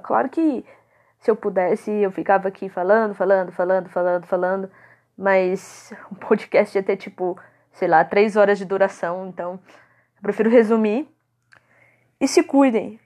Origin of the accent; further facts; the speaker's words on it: Contagem, Minas Gerais, Brazil; eu sou de Contagem, Minas Gerais